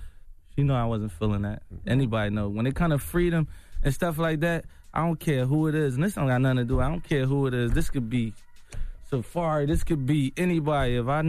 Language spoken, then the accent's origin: English; Philadelphia, Pennsylvania, United States; You know, I'm from Philly. We grew up we a little angry a little bit.